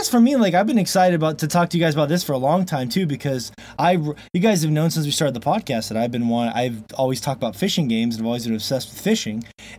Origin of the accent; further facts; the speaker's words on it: Florida, United States; moved away as an adult; now in Montana, United States; I'm a bass guy. I grew up in Florida. I miss the ocean. And I've lived here since I was 18